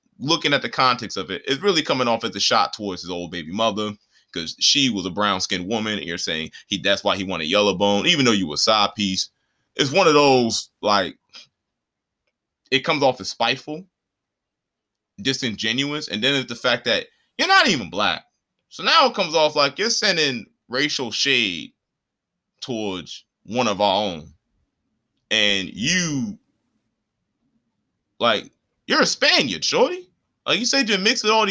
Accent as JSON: {"language": "English", "country": "Puerto Rico", "said": "as somebody who is Puerto Rican, who's actually on the island"}